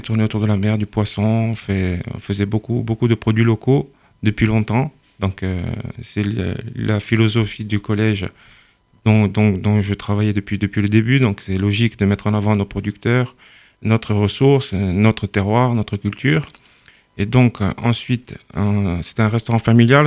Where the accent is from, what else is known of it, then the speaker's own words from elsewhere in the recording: Saint-Florent, Corsica, France; je suis de Saint-Florent